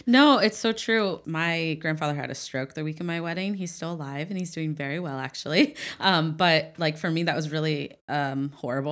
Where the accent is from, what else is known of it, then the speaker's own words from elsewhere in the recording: Ohio, United States; moved away; I'm from Ohio